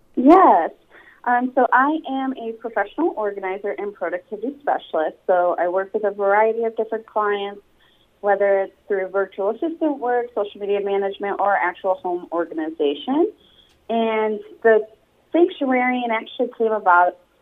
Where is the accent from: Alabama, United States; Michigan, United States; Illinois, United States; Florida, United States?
Michigan, United States; Sturgis; moved away as an adult; also born or lived in New York; now in California, United States; I'm actually originally from Sturgis, Michigan.